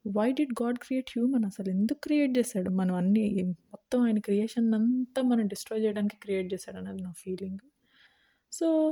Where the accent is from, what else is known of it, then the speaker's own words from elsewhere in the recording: India; నేను ఇండియాలో పుట్టాను ఇండియాలో పెరిగాను